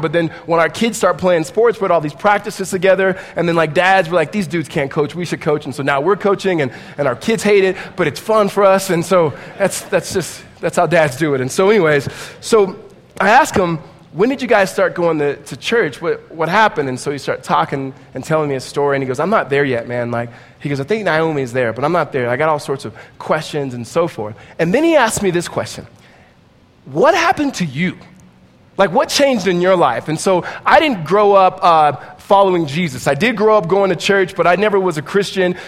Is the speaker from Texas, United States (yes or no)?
no; Southern California, United States; We are both from Southern California, grew up in around the same area